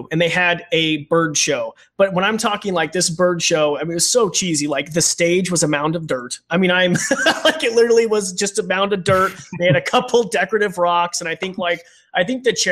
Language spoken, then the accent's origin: English; United States; growing up in Roby Creek.